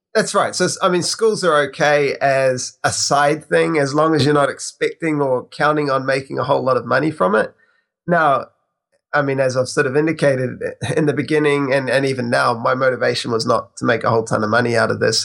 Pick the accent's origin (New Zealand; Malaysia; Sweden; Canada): New Zealand; I'm actually from New Zealand, so I'm on the other side of the world.